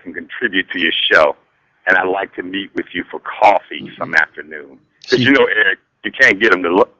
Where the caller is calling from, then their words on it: Chicago, Illinois, United States; I'm calling from Chicago.